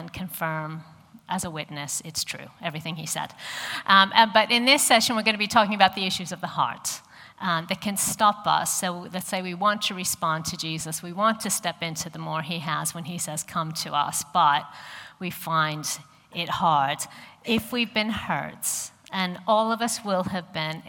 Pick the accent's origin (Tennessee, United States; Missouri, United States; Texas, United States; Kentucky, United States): Missouri, United States; St. Louis; accent: American; moved away as an adult; I grew up in St. Louis in the middle of America